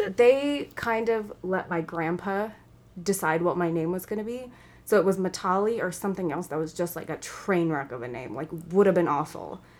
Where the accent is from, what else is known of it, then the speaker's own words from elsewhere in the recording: New York, United States; also born or lived in India; I grew up in New York